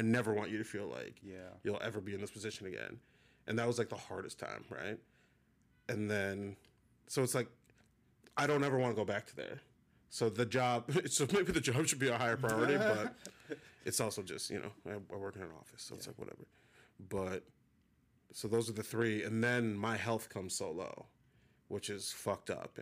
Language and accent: English; Minnesota, United States; We're both from Minnesota